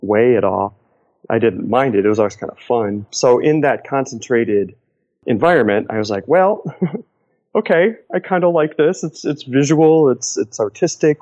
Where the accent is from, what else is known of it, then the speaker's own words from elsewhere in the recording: Cleveland, Ohio, United States; moved away as an adult; also born or lived in Los Angeles; We were from Cleveland. I grew up in Cleveland